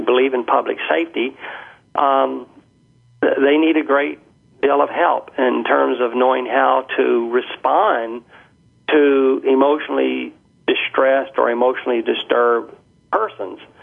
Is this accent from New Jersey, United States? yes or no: no; Birmingham, Alabama, United States; moved away as an adult; now in Canada; when I was growing up in Birmingham, Alabama. I've been in Canada since 1985